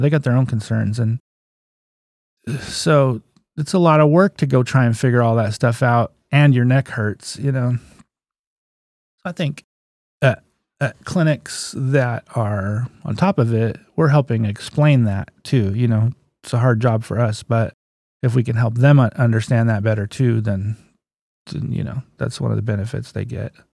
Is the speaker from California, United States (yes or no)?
yes; Crescent City, California, United States; also born or lived in Garberville, California / Alderpoint, California; I was born in Garberville. When I was 10, I moved to Crescent City. So I'm a local boy